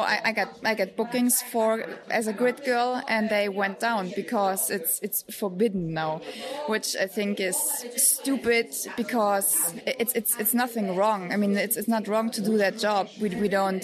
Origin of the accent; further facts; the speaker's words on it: Munich, Bavaria, Germany; English is a second language; I'm from Munich